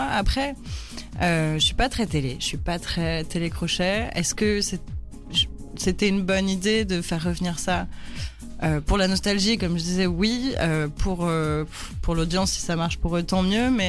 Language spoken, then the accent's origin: French; France; je suis française et j'ai grandi avec la Star Academy